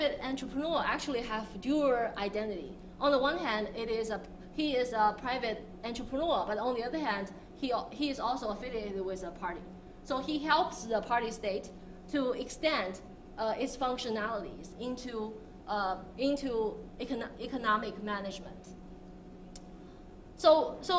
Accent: Hangzhou, Zhejiang, China; I'm from Hangzhou, and anyone who visited Hangzhou knows that it's a city that hosts Alibaba

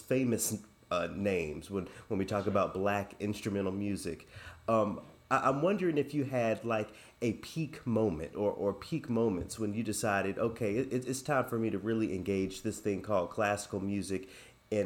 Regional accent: Memphis, Tennessee, United States; moved away as an adult; also born or lived in Los Angeles; now in Minnesota, United States; my hometown's university, the University of Memphis

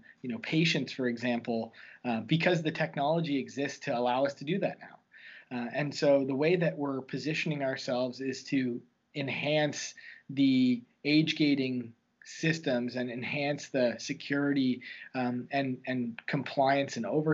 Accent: Dartmouth, Nova Scotia, Canada; Growing up in Halifax, in Dartmouth, actually, the dark side, as it's referred to, we had similar issues

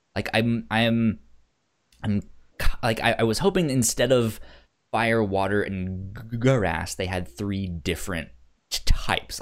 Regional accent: Northern Virginia, United States; also born or lived in Laredo, Texas; I grew up in Northern Virginia and it's hot and it's humid here.

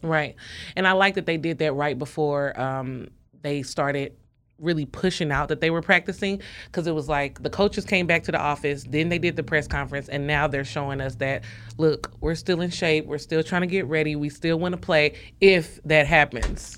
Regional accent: St. Louis, Missouri, United States; I'm from Saint Louis

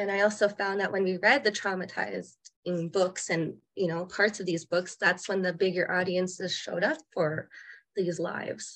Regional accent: Winnipeg, Manitoba, Canada; also born or lived in Norway House, Manitoba; now in Okanagan, Canada; I come from Norway House. I grew up a lot of my time in Winnipeg, Manitoba, but now I live in the Okanagan

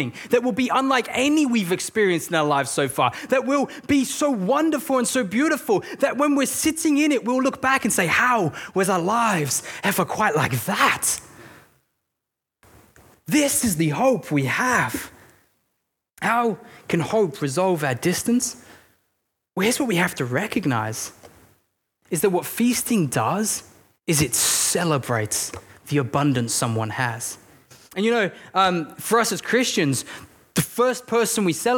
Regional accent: England, United Kingdom; I'm English

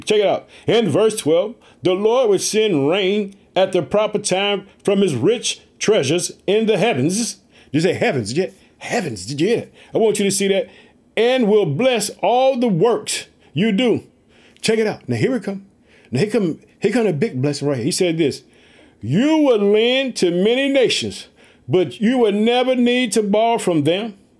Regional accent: Illinois, United States; also born or lived in Chicago; Illinois, which is my home state. I reside in the city of Chicago, the Jet.

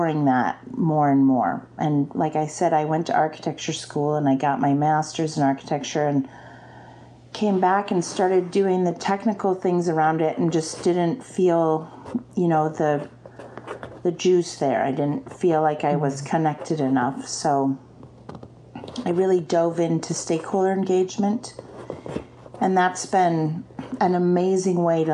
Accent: Anchorage, Alaska, United States; also born or lived in Seattle / Chicago; I love Anchorage. It's where I grew up

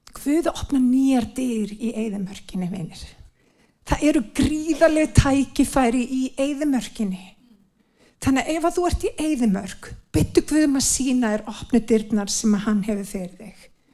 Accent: Iceland; við sem Íslendingar, við erum blessaði líður

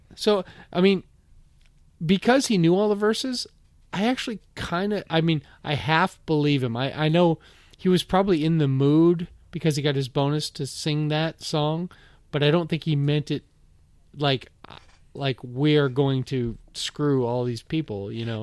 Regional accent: Bellevue, Washington, United States; moved away as an adult; also born or lived in Florida; I grew up in Bellevue on the east side of Seattle

